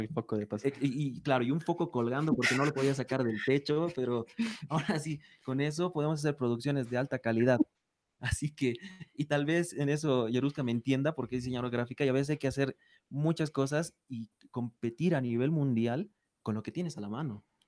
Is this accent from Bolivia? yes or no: yes; Bolivia; nosotros como bolivianos